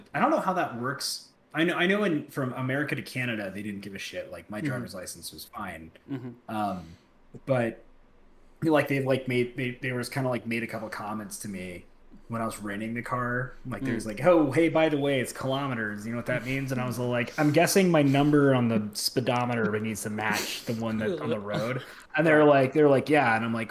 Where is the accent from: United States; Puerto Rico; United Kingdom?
United Kingdom; England; But yeah, I'm English.